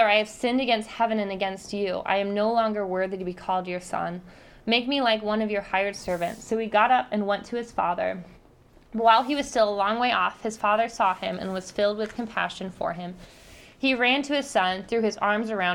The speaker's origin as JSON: {"language": "English", "country": "United States", "said": "we are American"}